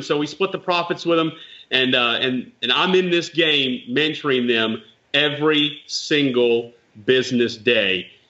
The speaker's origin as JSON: {"language": "English", "town": "Nashville", "region": "Tennessee", "country": "United States", "said": "I was from Nashville"}